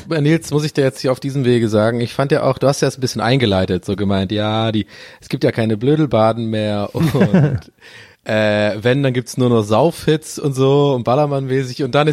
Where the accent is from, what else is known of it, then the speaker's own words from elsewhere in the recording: Berlin, Germany; dass ich habe null Bock auf die Nummer gerade als Berliner.